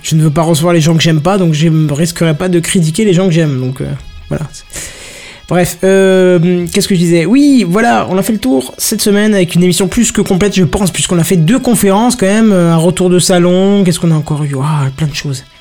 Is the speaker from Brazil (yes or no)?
no; France; on est français